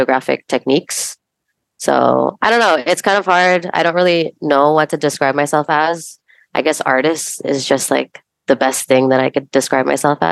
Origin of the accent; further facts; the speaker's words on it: Mississauga, Ontario, Canada; also born or lived in Bulacan, Philippines / Toronto; I'm originally from Philippines, Bulacan, which is just north of Manila. But I was raised in Mississauga